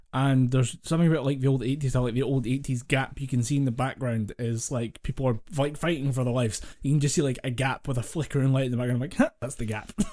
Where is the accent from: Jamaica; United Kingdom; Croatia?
United Kingdom; Scotland; we're Scottish